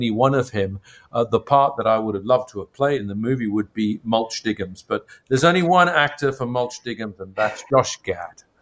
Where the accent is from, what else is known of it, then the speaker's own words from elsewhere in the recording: Ireland; because I come from Ireland where Artemis Fowl is set, to read and hear about this mythical place